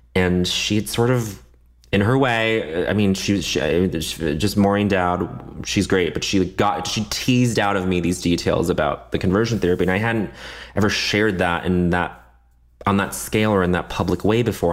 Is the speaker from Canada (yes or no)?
yes; Canada; moved away; I grew up in Canada. I, I speak a little French